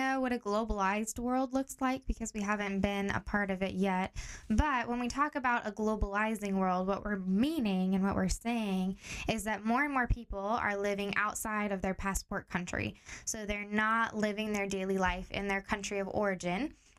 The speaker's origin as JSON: {"language": "English", "country": "Tanzania", "tie": "born or raised there", "moved": "as an adult", "lives_now": "Portland, United States", "said": "I grew up in Tanzania, East Africa. So that's where I spent most of my childhood years."}